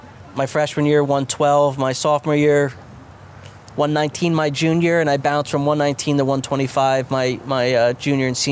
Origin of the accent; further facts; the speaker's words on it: Point Pleasant Beach, New Jersey, United States; born and raised in Point Pleasant Beach